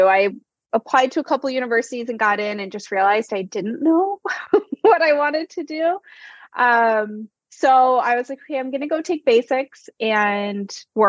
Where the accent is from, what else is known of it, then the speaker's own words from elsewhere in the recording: East Lansing, Michigan, United States; East Lansing. So right near the Capitol.